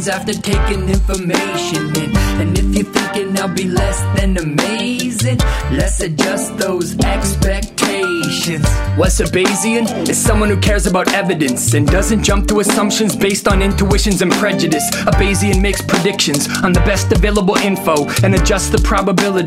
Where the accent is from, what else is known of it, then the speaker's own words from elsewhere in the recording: France; accent: French; my soothing French accent